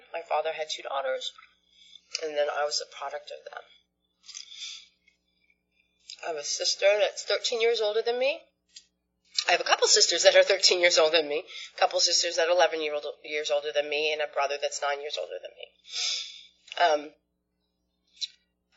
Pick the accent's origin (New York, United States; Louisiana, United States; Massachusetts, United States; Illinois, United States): New York, United States; Sag Harbor; I grew up on Long Island in a town called Sag Harbor